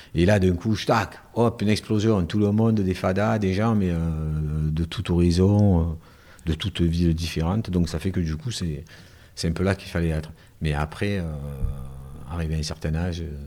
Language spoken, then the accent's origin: French; Marseille, Provence-Alpes-Côte d'Azur, France; accent: Marseille accent